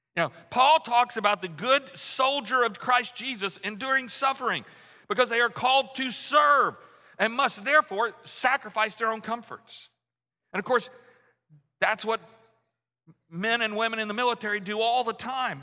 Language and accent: English; Louisiana, United States; moved away; I grew up in Louisiana, so we were all Archie Manning fans